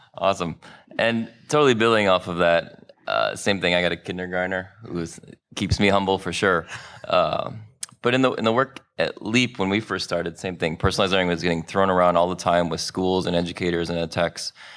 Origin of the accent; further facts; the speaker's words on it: Chicago, Illinois, United States; also born or lived in New Orleans; here in, uh, my hometown, Chicago